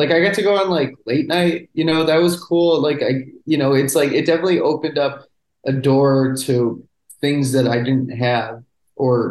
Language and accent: English; Chicago, Illinois, United States; I was from Chicago